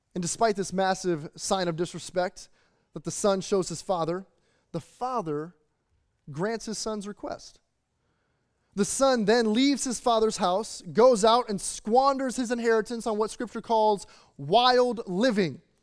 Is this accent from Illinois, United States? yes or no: yes; Chicago, Illinois, United States; moved away; growing up in the Midwest outside of the Chicagoland or in the Chicagoland area